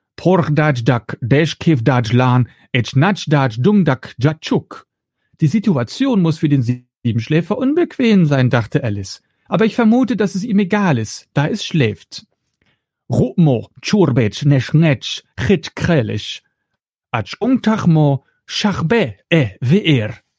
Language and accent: German; Flanders, Belgium; first language Dutch; German is a second language; now in Germany; Das ist meine Muttersprache, das ist Niederländisch. Ja, ich bin ja kein gebürtiger Deutscher, sondern Belgier, also Flämisch spreche ich